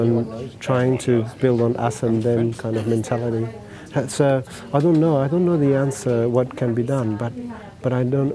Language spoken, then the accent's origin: English; Afghanistan; English is a second language; moved away as an adult; now in Australia; I was born in Afghanistan in 1978